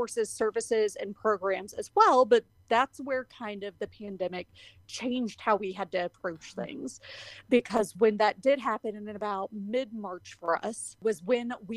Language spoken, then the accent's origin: English; Louisville, Kentucky, United States; moved away as an adult; also born or lived in Colorado; now in Colorado Springs, United States; I'm originally from Louisville, Kentucky. So born and raised there, lived there for majority of my life